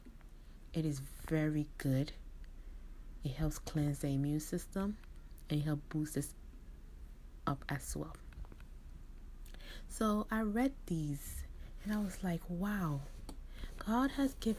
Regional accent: Ghana; I'm from Ghana

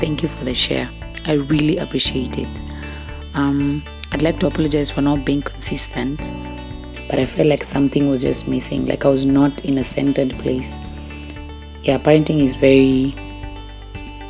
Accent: Italy; I was raised in Italy

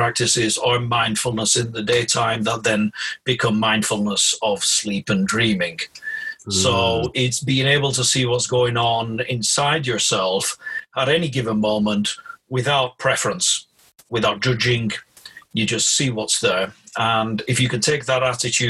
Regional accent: Blackburn, North West England, United Kingdom; I was born in Blackburn in Lancashire, so this is the curse of growing up in that area

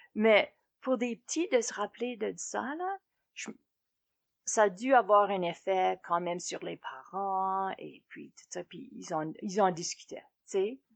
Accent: Bellegarde, Saskatchewan, Canada; first language French; moved away; On a grandi en Saskatchewan sur la ferme, sud-est de la Saskatchewan. Notre, petit village s'appelait appelé Bellegarde

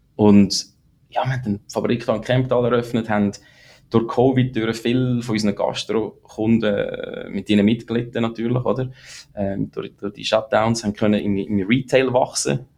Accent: Lucerne, Switzerland; moved away as an adult; also born or lived in St. Gallen; now in United States; ich bin in Zorsi im Kanton Luzern aufgewachsen, eher ländlich

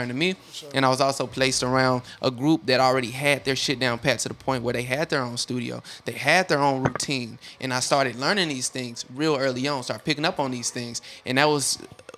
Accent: Chattanooga, Tennessee, United States; moved away as an adult; also born or lived in Murfreesboro, Tennessee; I'm from Chattanooga, Tennessee.

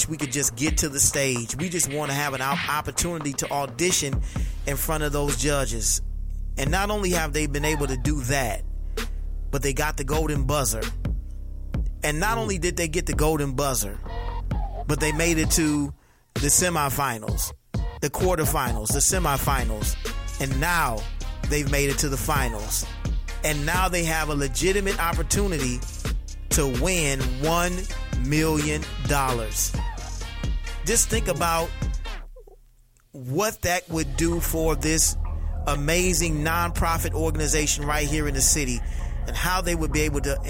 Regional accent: Detroit, Michigan, United States; I'm from Detroit

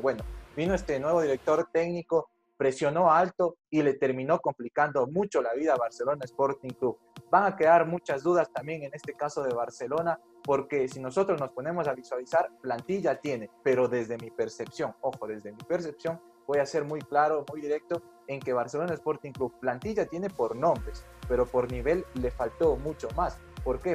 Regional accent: Ecuador; a nosotros como ecuatorianos

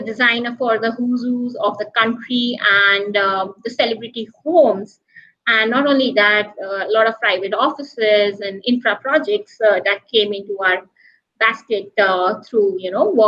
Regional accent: Roorkee, Uttarakhand, India; moved away as an adult; also born or lived in Delhi, India; now in Mumbai, India; I was born in Delhi, which is the capital city of the country. Uh-huh. And then I was brought up in Roorkee, which is a small

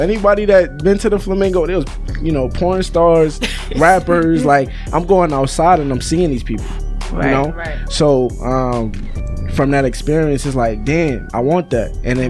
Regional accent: Massachusetts, United States; I'm from Massachusetts, and we're not really a big party city.

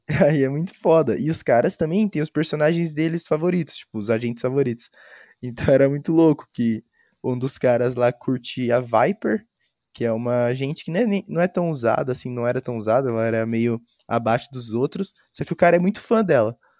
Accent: Brazil; a gente é brasileiro

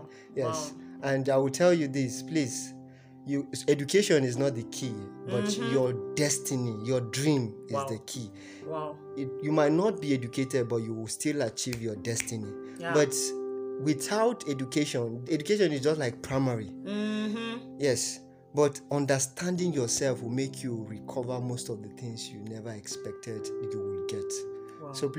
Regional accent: Masaka, Central Region, Uganda; Yes, I grew up in Masaka. And if you know Masaka very well, it's not... The society is full of moral decadence.

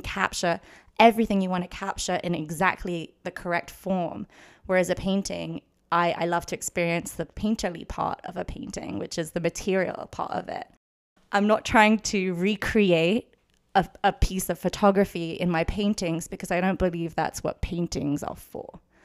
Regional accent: London, United Kingdom; moved away as an adult; now in Los Angeles, United States; I did grow up in London my whole life. I went to school there, lived there until I was eighteen, and then moved to U C L A, moved to Los Angeles

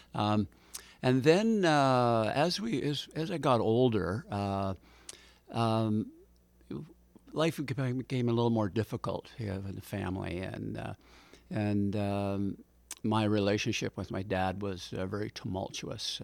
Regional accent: North Vancouver, British Columbia, Canada; also born or lived in Richmond, British Columbia; we came back to North Vancouver. Uh, I resumed going back to North Van High

